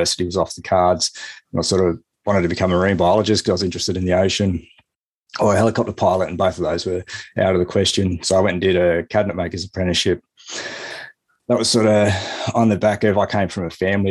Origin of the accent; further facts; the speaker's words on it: Lower Blue Mountains, outside Sydney, New South Wales, Australia; I grew up outside Sydney in New South Wales, sort of in the Lower Blue Mountains